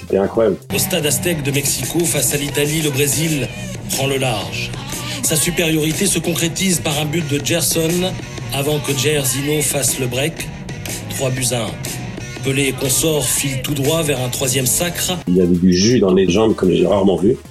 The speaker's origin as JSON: {"language": "French", "region": "Normandy", "country": "France", "tie": "born or raised there", "said": "quand j'étais gamin en Normandie"}